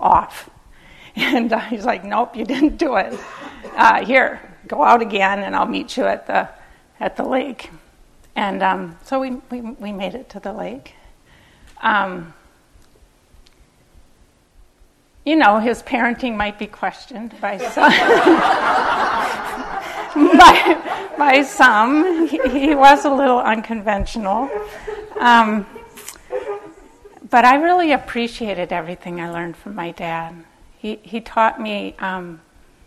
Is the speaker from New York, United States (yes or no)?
no; Minneapolis, Minnesota, United States; I grew up in Minneapolis